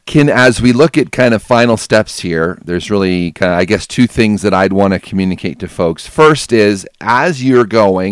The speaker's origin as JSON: {"language": "English", "country": "United States", "said": "us Americans"}